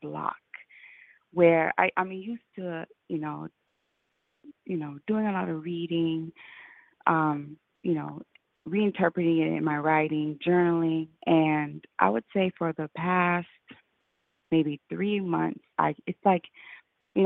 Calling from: Jacksonville, Florida, United States; I'm calling from Jacksonville, Florida

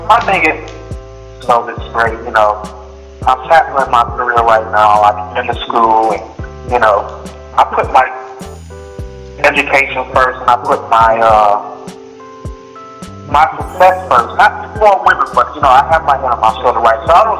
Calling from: Houston, Texas, United States; Houston, Texas.

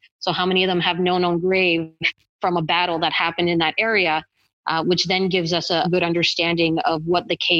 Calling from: Ottawa, Ontario, Canada; I'm calling in from Ottawa, Ontario, Canada.

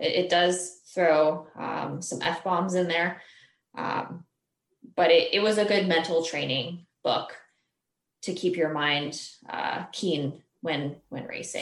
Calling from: Springfield, Virginia, United States; I am calling from Springfield, Virginia. It's close to Washington, D.C.

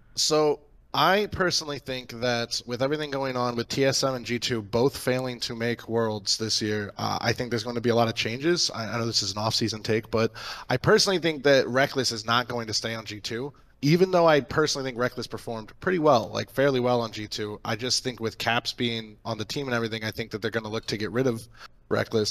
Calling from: Akron, Ohio, United States; I'm calling from Akron, Ohio

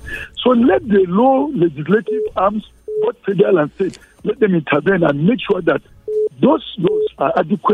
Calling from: Jos, Plateau, Nigeria; I'm calling you from Jos.

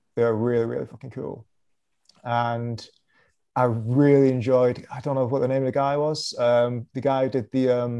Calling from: Manchester, North West England, United Kingdom; Manchester, England.

